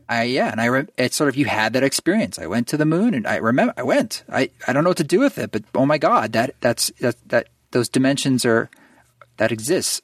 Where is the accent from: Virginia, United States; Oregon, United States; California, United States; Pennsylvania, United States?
Oregon, United States; moved away; I grew up in Oregon